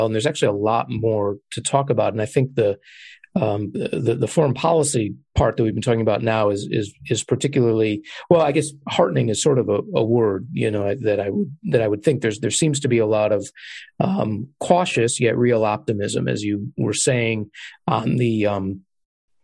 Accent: Illinois, United States; I'm a native Illinoisan

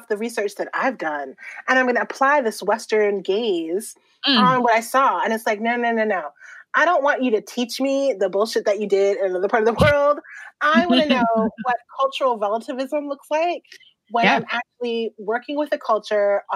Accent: Puerto Rico; now in California, United States; I'm displaced from Puerto Rico

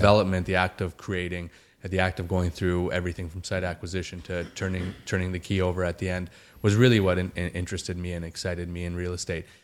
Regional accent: Calgary, Alberta, Canada; growing up in Calgary, Alberta, which is where I was born and raised

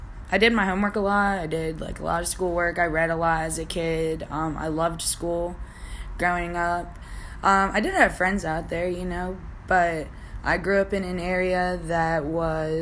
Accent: Virginia, United States; also born or lived in Brooklyn, New York / Hanover County, Virginia; most of my childhood memories are from Virginia.

